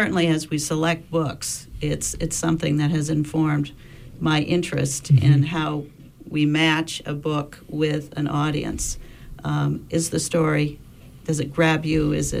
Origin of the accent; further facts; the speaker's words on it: Northeast Harbor, Maine, United States; I'm not that old. But as a child growing up in Northeast Harbor, one of the really important experiences was the storytelling program out of the high school that was then in that village.